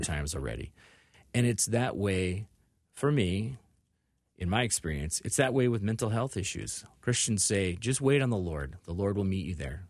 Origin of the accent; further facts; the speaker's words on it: Illinois, United States; also born or lived in Indiana / Northwest Iowa; now in Minneapolis, United States; I was born in Indiana, and I lived there for about forty-eight hours, and then they sent me home to Illinois